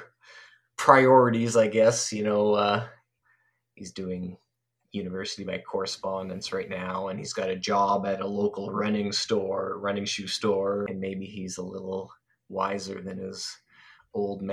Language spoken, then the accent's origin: English; Canada; I'm Canadian.